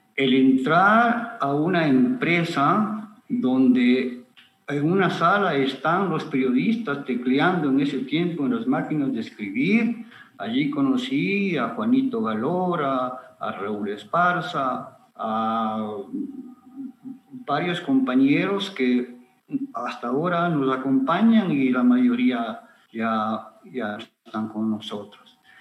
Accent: Ambato, Tungurahua, Ecuador; moved away as an adult; also born or lived in Guayaquil; nací aquí en Ambato en 1956.

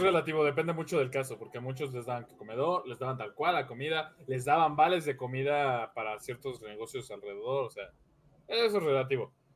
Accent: Mexico; yo como mexicano residente de aquí

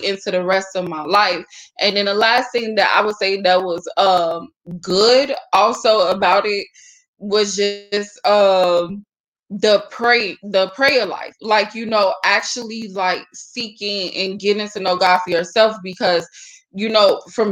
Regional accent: Chicago, Illinois, United States; I was born and raised like in Starlight St. James Missionary Baptist Church on the south side of Chicago.

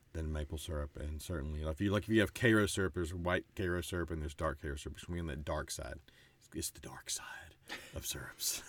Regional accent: Mississippi, United States; moved away as an adult; also born or lived in Texas / western North Carolina / Middle East; I moved quickly to start, well, a college town here in Mississippi, uh, literally a few weeks later after birth, and stayed here through the time I finished at the rival college up the road

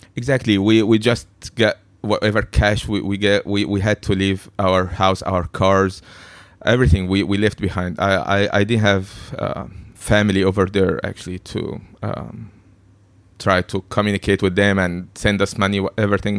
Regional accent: Egypt; moved away as an adult; now in Hong Kong; I've been born and raised in Egypt

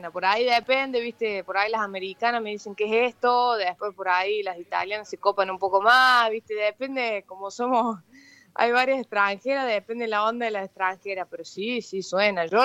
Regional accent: Córdoba, Argentina; accent: Cordoban; y tonada de cordobesa que tengo, eh, siempre antes del partido escucho hip hop.

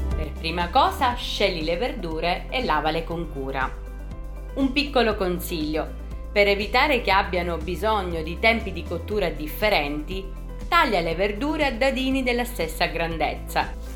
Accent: Sicily, Italy; sono siciliana

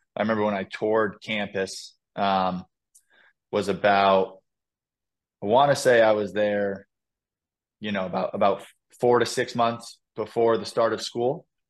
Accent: Western Massachusetts, United States; I grew up in Western Massachusetts.

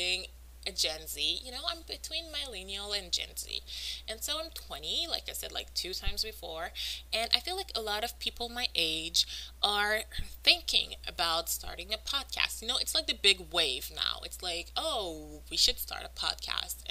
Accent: Montreal, Quebec, Canada; first language French; English is a second language; I'm from Montreal, which means I'm French-Canadian, which means French is my first language

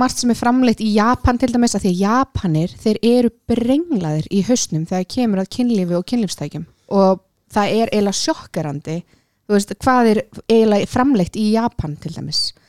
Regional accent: Iceland; ég er sko frá Íslandi

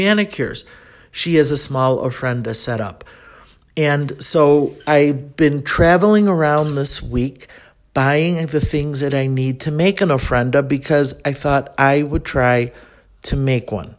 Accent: Chicago, Illinois, United States; I'm from Chicago.

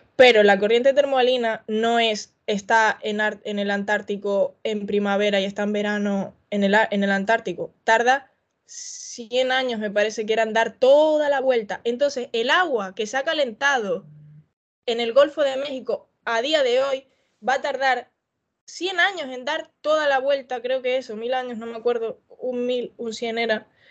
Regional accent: Canary Islands, Spain; yo en mi tierra de Canarias, de donde soy

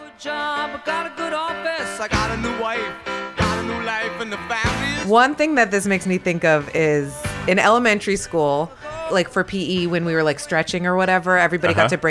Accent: Los Angeles, California, United States; My mom was born in Israel and moved here when she was two. My dad, I'm third generation Los Angeles.

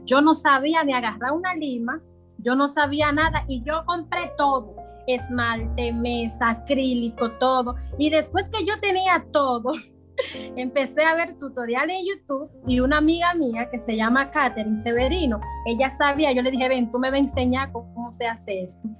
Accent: Santo Domingo Este, Distrito Nacional, Dominican Republic; yo soy de aquí mismo de Santo Domingo Este, yo nací en Isabelita, me crié allá mismo también

